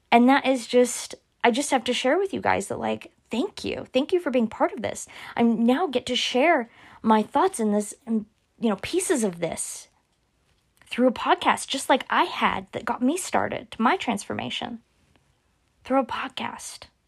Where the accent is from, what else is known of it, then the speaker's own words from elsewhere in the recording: Oklahoma, United States; I'm from Oklahoma